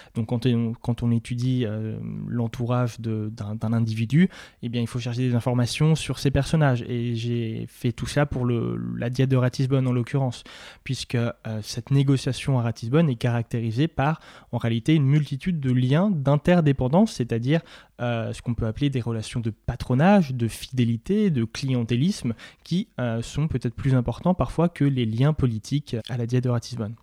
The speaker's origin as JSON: {"language": "French", "town": "Nancy", "region": "Grand Est", "country": "France", "also_born_or_lived": "Paris", "moved": "as an adult", "said": "je venais de Nancy"}